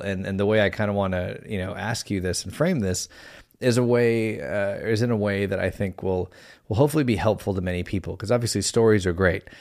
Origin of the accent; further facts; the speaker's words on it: United States; we're an American man